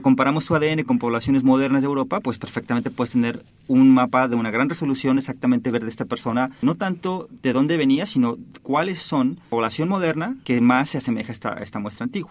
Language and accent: Spanish; Oaxaca, Mexico; moved away as an adult; also born or lived in Barcelona, Spain / New York, United States; now in Stanford, United States; de Oaxaca de donde yo nací